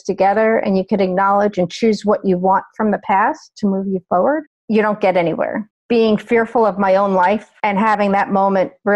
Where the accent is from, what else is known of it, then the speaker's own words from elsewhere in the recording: New York, United States; moved away as an adult; also born or lived in Ohio; I grew up in New York, went to college in Ohio.